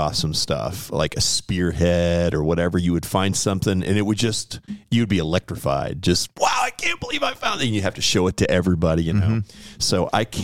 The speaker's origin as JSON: {"language": "English", "town": "Bucyrus", "region": "Ohio", "country": "United States", "tie": "born or raised there", "said": "I grew up in Bucyrus, Ohio"}